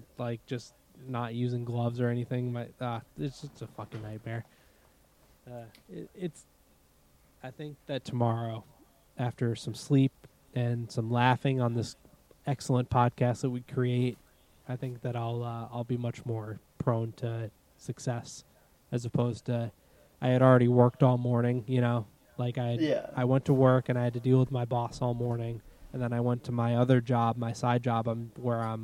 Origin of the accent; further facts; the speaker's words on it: Massachusetts, United States; accent: Massachusetts; my Massachusetts accent